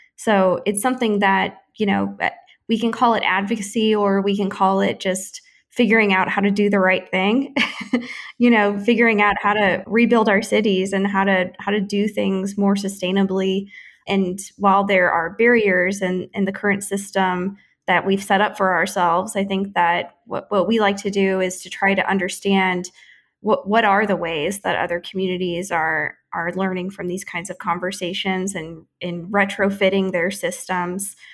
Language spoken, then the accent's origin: English; St. Louis, Missouri, United States; now in Kansas City, United States; I am a Missouri native. I grew up in the Saint Louis metro on the other side of the state